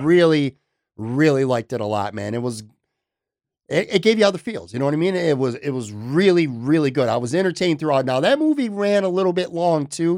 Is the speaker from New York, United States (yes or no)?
yes; Buffalo, New York, United States; moved away as an adult; also born or lived in Florida; I'm from Buffalo, born and raised in Buffalo, lived five years, obviously, in Florida, just came back a handful of months ago